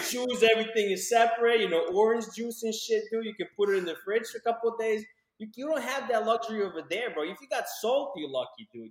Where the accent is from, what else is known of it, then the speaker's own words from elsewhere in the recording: Ukraine; moved away; when I was growing up in Ukraine